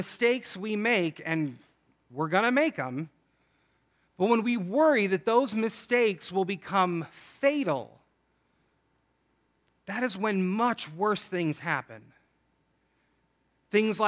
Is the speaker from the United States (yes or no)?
yes; Chicago, Illinois, United States; I'm from Chicago